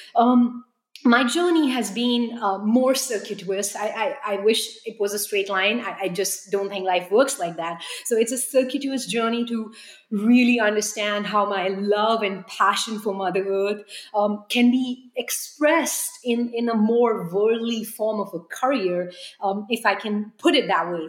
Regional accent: New Delhi, Delhi, India; now in United States; growing up in New Delhi

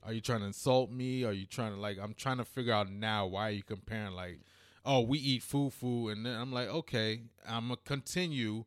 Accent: United States; also born or lived in England / New York / Washington, D.C.; I was born in England, but I was basically raised in America.

